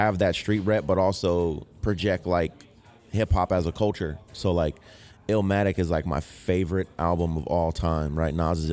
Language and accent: English; Sacramento, California, United States; I was born and raised here in Sacramento